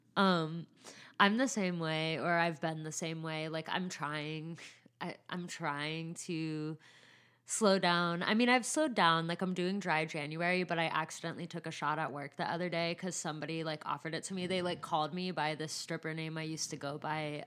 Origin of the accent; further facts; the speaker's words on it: San Bernardino, California, United States; I'm from San Bernardino